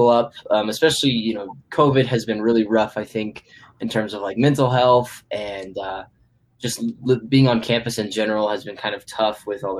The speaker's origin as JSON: {"language": "English", "town": "Cheyenne", "region": "Wyoming", "country": "United States", "said": "I'm also a sophomore, and I'm also from Cheyenne, just like Hunter."}